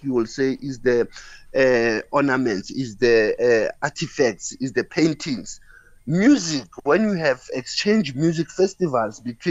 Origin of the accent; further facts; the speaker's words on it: South Africa; as South African young people, women, academics